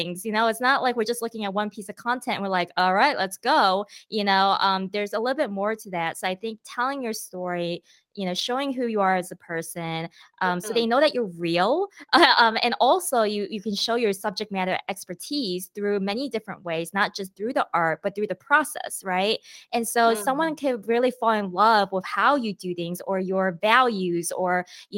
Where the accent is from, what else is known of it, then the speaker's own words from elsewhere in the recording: Michigan, United States; moved away as an adult; also born or lived in Australia / Texas; I am half Korean, half Chinese, born and raised in Michigan